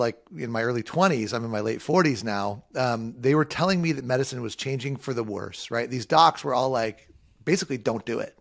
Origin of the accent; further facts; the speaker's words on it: Southern California, United States; I grew up in Southern California, a surfer and a skater